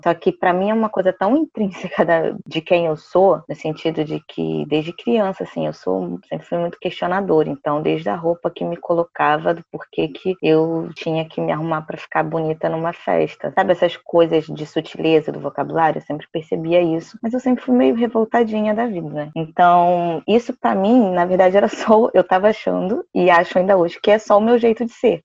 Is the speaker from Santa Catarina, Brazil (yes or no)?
no; Rio de Janeiro, Brazil; eu sou daqui do Rio de Janeiro, da capital mesmo